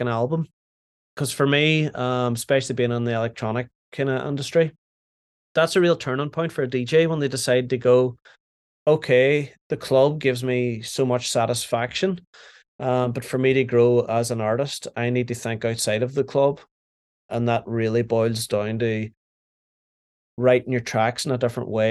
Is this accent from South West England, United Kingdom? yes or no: no; Derry, Northern Ireland, United Kingdom; moved away as an adult; also born or lived in Manchester; where I grew up in Derry, it was just hip hop and like R&B